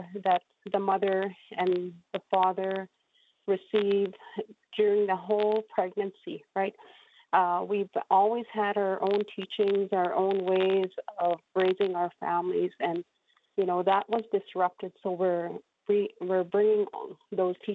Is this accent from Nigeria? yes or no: no; Saskatchewan, Canada; was birthed within our community 55 years ago, 1966.